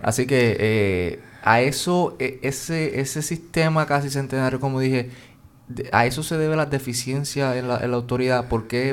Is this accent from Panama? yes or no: no; Jayuya, Puerto Rico; yo soy de Jayuya, allá en mi casa estuvimos diez meses sin luz